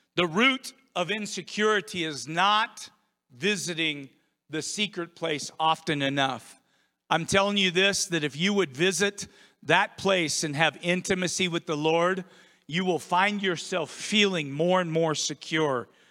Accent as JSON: {"language": "English", "country": "United States", "tie": "born or raised there", "moved": "yes", "lives_now": "Idaho, United States", "said": "I grew up on the Columbia River. Every single day I was in that river or on the river"}